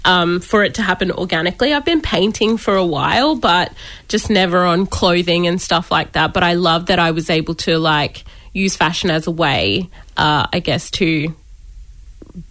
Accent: Brisbane, Queensland, Australia; also born or lived in Toomala (Gomori people); We're from Toomala, but I've lived in Brisbane pretty much my whole life. So I've been a Brizzy girl through and through

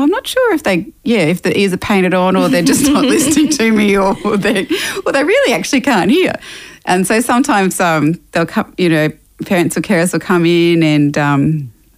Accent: Toowoomba, Queensland, Australia; also born or lived in Mackay, Queensland; now in Brisbane, Australia; I was born up in Yui country in Mackay and went to school down in Toowoomba and then moved to Brisbane after that. So I've been in Brizzy now for the last over 20 years.

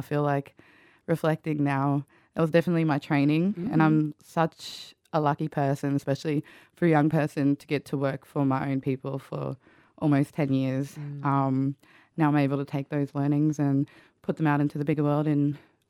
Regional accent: Queensland, Australia; If you do know me, you know that I'm a Wurundi person from a part of the broader Birrugaba Nation

